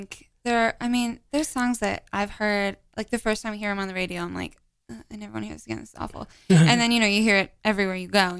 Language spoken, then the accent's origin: English; Arizona, United States; moved away as an adult; also born or lived in Nashville; I grew up in Arizona, so I am not used to anything, you know, under like 40.